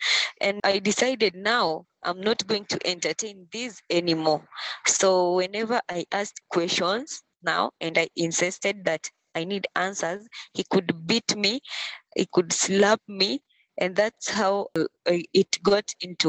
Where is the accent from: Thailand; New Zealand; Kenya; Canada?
Kenya; Kisumu County; I come from Kenya, Kisumu County.